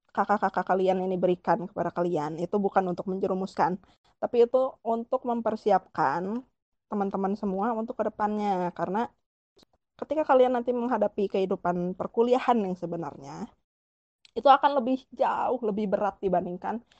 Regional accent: Bandung, West Java, Indonesia; rumahku di Bandung sebenarnya aku orang Bandung

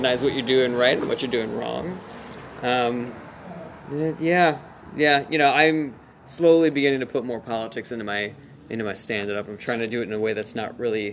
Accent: United States

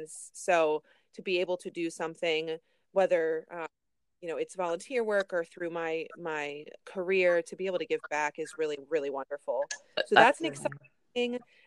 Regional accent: Catonsville, Maryland, United States; It's in Catonsville, Maryland.

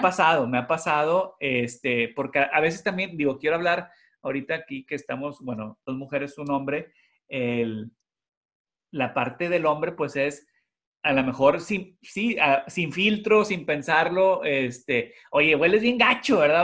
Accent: Monterrey, Nuevo León, Mexico; now in Houston, United States; nosotros somos de Monterrey

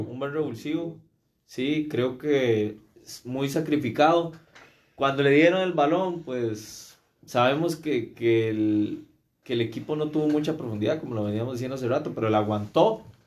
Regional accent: Costa Rica; como un tico

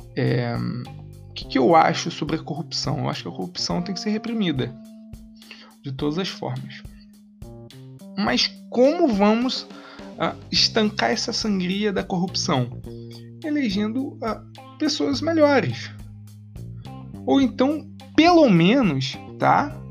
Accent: interior of Rio de Janeiro state, Brazil; eu me coloco como carioca tá não sou da capital eu sou do interior

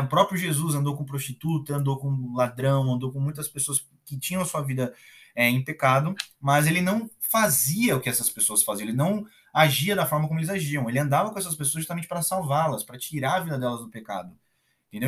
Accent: Brazil; Eu sou brasileiro

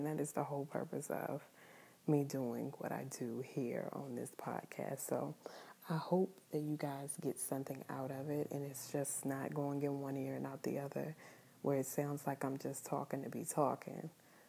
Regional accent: New Zealand; I am Kiwi.

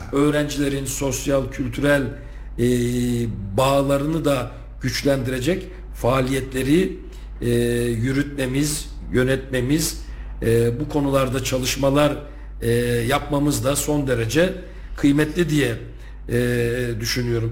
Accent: Turkey; bu ülkenin vatandaşı, Türkiye Cumhuriyeti'nin vatandaşı olarak doğmuşum

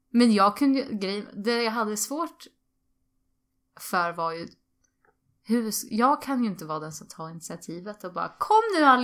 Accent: Sweden; Jag är från, från eh, Sverige och, och jag står utanför.

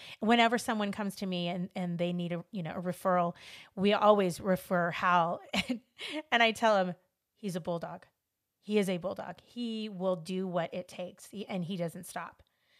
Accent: Los Angeles, California, United States; You know, I grew up in Los Angeles, and I grew up in a predominantly, you know, Hispanic community. It was actually Mexican, because we lived across the street from the project.

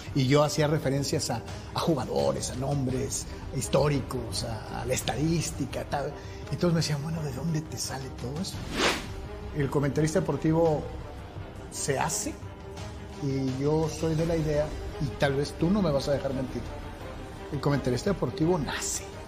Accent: Guadalajara, Jalisco, Mexico; soy de Guadalajara

